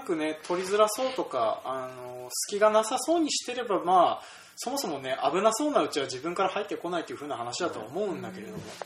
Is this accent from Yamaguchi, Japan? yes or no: no; Kita-Toyohoro, Hokkaido, Japan; その 100m 隣っていうのがうちの実家があるから